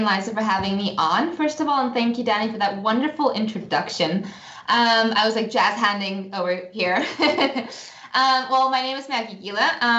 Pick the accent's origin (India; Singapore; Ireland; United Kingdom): Singapore; accent: all over the place; also born or lived in United States; up in Singapore and my family's from the Czech Republic, and I also lived in the US as a child, so my accent is all over the place.